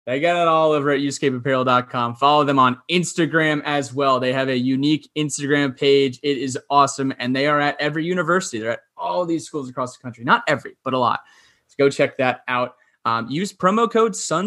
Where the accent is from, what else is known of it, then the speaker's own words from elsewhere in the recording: New Jersey, United States; I'm from New Jersey. New York City is kind of my city, quote unquote, you know, in the suburbs